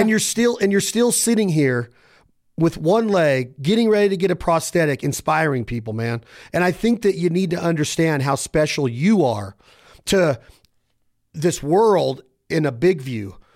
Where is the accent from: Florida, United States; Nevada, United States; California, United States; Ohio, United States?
Nevada, United States; Reno; I'm from Reno, Nevada.